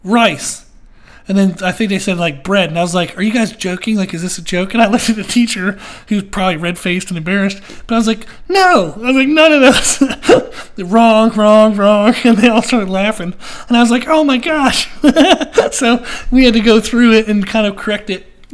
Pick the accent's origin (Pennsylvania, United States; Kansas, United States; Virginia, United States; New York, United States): Pennsylvania, United States; now in Rock Hill, United States; I grew up in Pennsylvania.